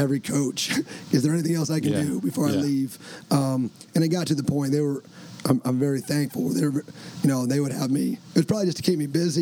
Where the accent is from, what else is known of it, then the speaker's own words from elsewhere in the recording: Eastern Iowa, United States; I grew up in Eastern Iowa